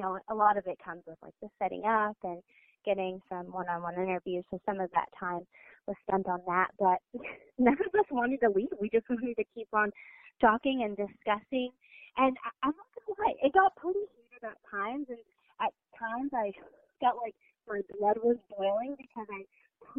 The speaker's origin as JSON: {"language": "English", "country": "Venezuela", "moved": "yes", "said": "I'm from Venezuela"}